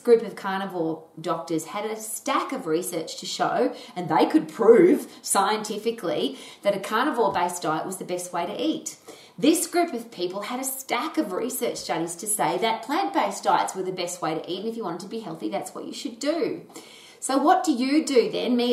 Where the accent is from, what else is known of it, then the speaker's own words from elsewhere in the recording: Australia; I was brought up in Australia